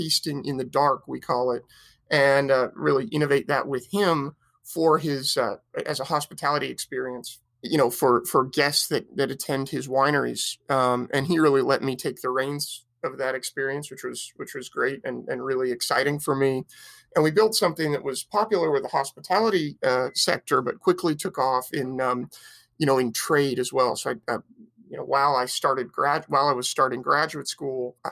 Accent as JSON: {"language": "English", "town": "Petaluma", "region": "California", "country": "United States", "tie": "born or raised there", "said": "I grew up in Sonoma County in a town called Petaluma, just north of San Francisco"}